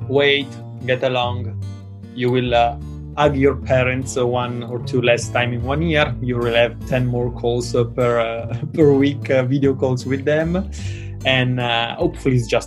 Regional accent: Italy; moved away as an adult; now in Hong Kong; home is Italy

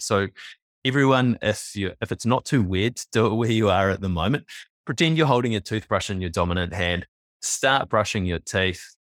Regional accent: New Zealand; I was born in New Zealand in nineteen eighty-three, and like many Kiwi males born around that time and earlier

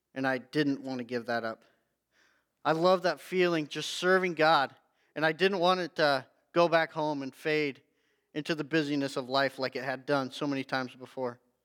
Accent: Hay Springs, Nebraska, United States; also born or lived in Loup City, Nebraska; I was born in Loop City, um, central Nebraska, and then we moved out east to Shattern area, like Hay Springs, uh, is where I grew up and graduated from high school

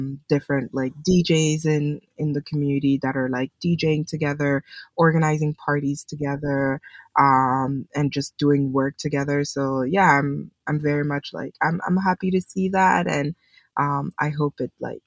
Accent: Edmonton, Alberta, Canada; also born or lived in Congo / Ottawa / Montreal; now in Toronto, Canada; I was born in Congo and was raised there for part of my childhood, and then my parents moved to Canada, and I was raised in Edmonton, Alberta.

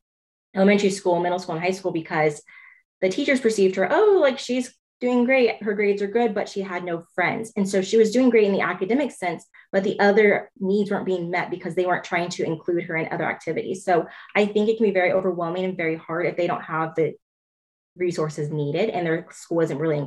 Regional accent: Clovis, California, United States; I grew up in Clovis Unified

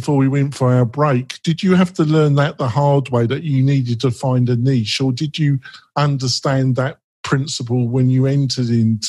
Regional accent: London, United Kingdom; now in Nevada, United States; Now, I come from London originally. I'm not a Nevada native

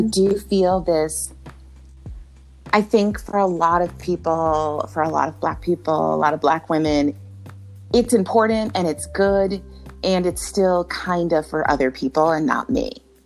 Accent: Jamaica; I'm Jamaican

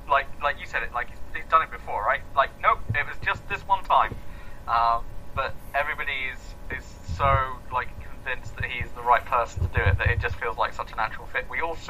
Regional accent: Edinburgh, Scotland, United Kingdom; I'm half Scottish. I spent a lot of my youth in and around Edinburgh.

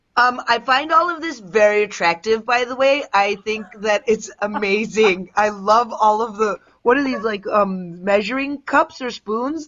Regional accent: Willowbrook, Illinois, United States; I grew up in the southwest suburbs, like in Willowbrook

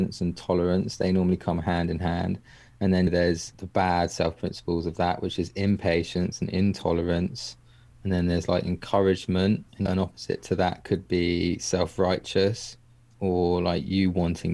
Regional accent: England, United Kingdom; me being English

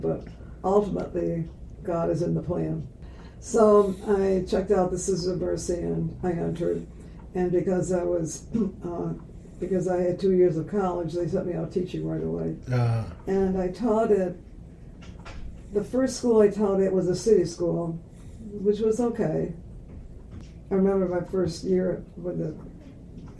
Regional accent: Corning, New York, United States; I grew up in Corning, and in Corning we were in the valley where the railroad tracks are

